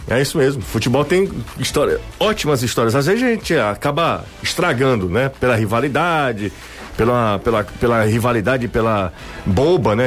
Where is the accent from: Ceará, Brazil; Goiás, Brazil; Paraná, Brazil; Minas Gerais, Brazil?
Ceará, Brazil; Aracati; eu morei na Rua Grande. Minha infância inteira foi na Rua Grande